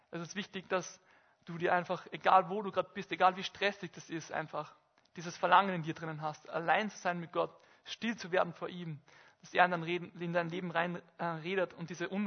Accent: Bad Goisern, Upper Austria, Austria; in Bad Gäusern, in meinem Heimatort, ähm, am Saarstein, in einer Almhütte

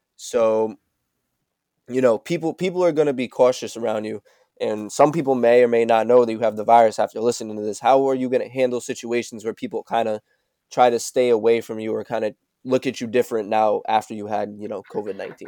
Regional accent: West Haven, Connecticut, United States; we're both from West Haven

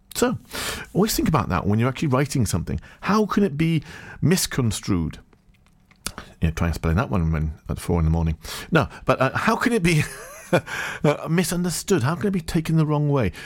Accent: Farnborough, South East England, United Kingdom; moved away; also born or lived in Rhondda Valleys, Wales; I'm from Farnborough, Hampshire

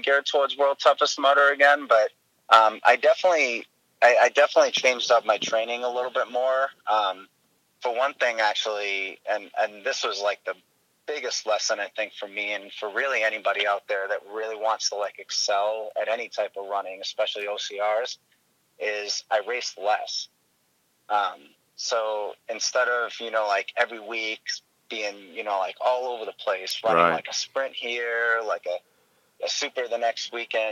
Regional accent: Methuen, Massachusetts, United States; I'm originally grew up in Methuen, Massachusetts.

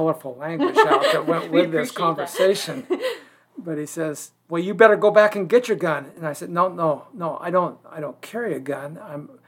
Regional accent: Ashland, Oregon, United States; I was born and raised in Ashland.

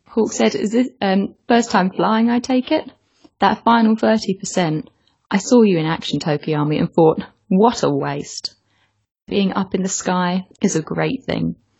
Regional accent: England, United Kingdom; I'm English

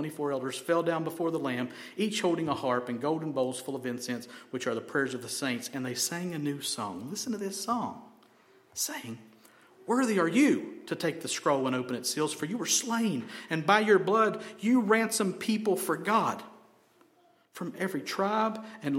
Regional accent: Helen, United States; I'm from Helen, y'all.

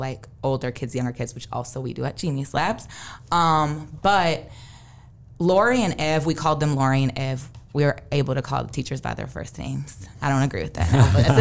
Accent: Saint Paul, Minnesota, United States; Growing up in Minnesota, I went to St. Paul Academy K through nine, and then I went to Central.

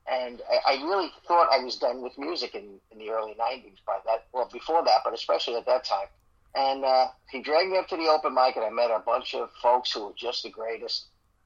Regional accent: New York City, New York, United States; moved away as an adult; also born or lived in Central Jersey; now in Central New Jersey, United States; I'm originally from the Bronx. Moved down here when Joey and I got married. We moved down to Central Jersey.

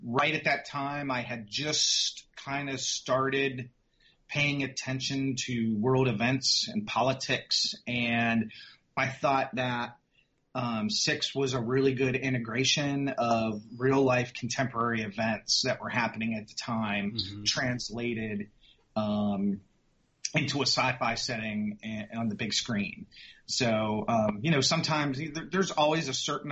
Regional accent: Pittsburgh, Pennsylvania, United States; I grew up in Pittsburgh, Pennsylvania, in the 70s and 80s

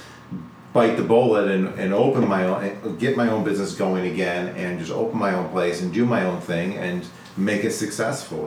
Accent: Rochester, New York, United States; I'm originally from Rochester

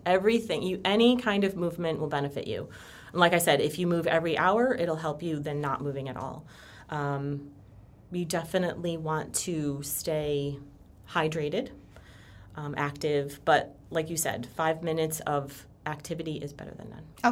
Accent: Connecticut, United States; moved away as an adult; now in Florida, United States; I am from Connecticut. Um, I moved down here about six years ago.

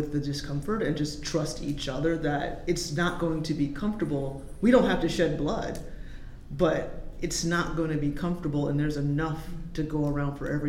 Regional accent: the South, United States; I'm from the South

